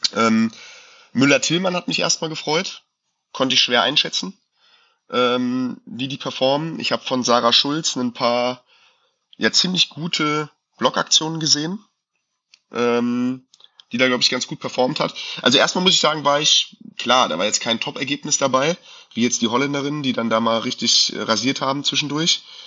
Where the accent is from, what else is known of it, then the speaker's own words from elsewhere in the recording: Frankenberg, Germany; bei uns in Frankenberg